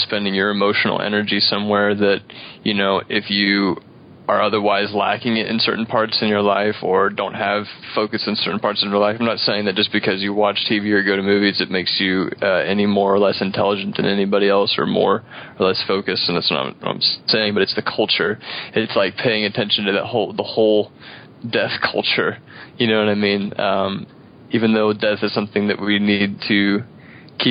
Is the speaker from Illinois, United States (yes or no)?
yes; Edwardsville, Illinois, United States; now in Wood River, United States; I'm originally from Edwardsville, Illinois. I live in Wood River right now